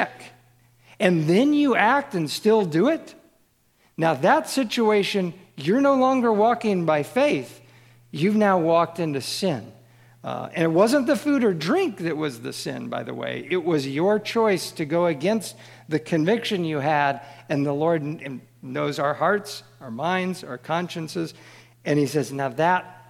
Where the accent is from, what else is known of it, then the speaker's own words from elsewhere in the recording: Kansas City, United States; I grew up in Kansas City